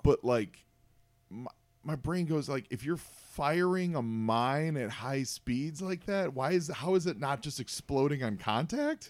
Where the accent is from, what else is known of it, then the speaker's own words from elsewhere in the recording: Chicago, Illinois, United States; I'm from Chicago and I'm a huge Bears fan.